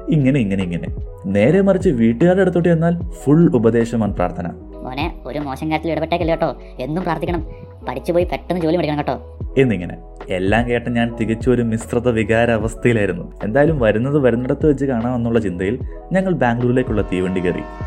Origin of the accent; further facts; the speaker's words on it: Malayali, Kerala, India; moved away as an adult; also born or lived in Bangalore; നമ്മൾ മലയാളികൾക്കൊരു പ്രത്യേകതയുണ്ട്